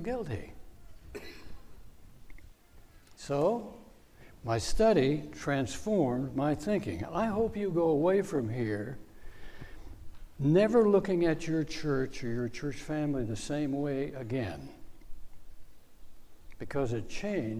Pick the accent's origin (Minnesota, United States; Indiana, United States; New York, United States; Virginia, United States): Virginia, United States; Northern; I grew up in Northern Virginia.